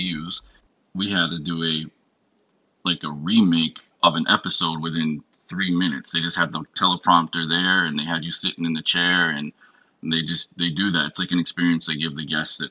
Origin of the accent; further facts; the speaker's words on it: Batavia, New York, United States; growing up in upstate New York, which is a place called Batavia, that's my hometown